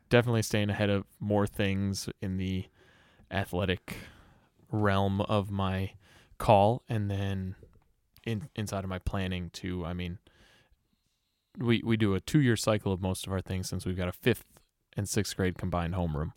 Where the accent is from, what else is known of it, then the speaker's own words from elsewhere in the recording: Greenfield, Wisconsin, United States; also born or lived in West Allis, Wisconsin / Milwaukee, Wisconsin; I grew up in Greenfield